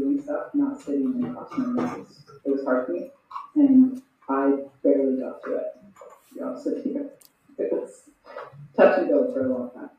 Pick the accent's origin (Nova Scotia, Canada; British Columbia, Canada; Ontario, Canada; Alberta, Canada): Alberta, Canada; Grande Prairie; I grew up in Grand Prairie. It was pretty good. I had a pretty healthy, good childhood, but I was ready to leave at 18, so I did.